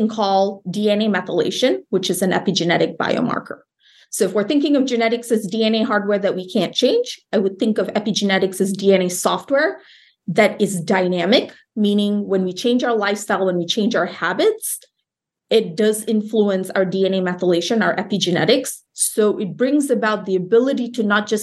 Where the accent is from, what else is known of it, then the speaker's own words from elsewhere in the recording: Malaysia; moved away as an adult; also born or lived in Iowa; So I grew up in Malaysia, a country north of Singapore.